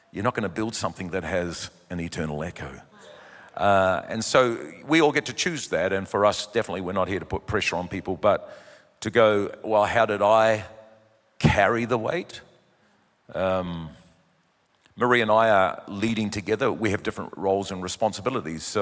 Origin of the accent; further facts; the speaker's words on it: New Zealand; born there; And uh, we came to New Zealand. I'm a Kiwi by birth, but we came, as you know, 29 years ago